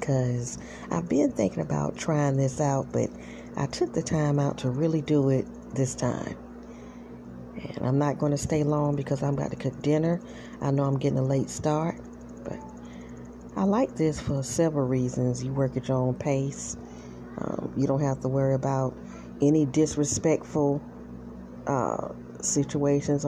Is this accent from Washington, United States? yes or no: no; South Carolina, United States; I was born and raised in South Carolina.